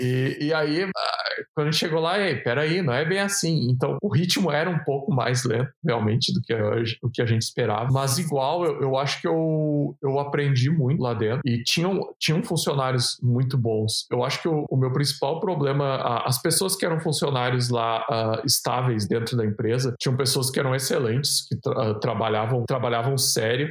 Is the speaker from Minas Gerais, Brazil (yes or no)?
no; São Francisco de Paula, Rio Grande do Sul, Brazil; moved away as an adult; now in Dublin, Ireland; eu sou da cidade de São Francisco Paula, uma cidade bem pequena na Serra Gaúcha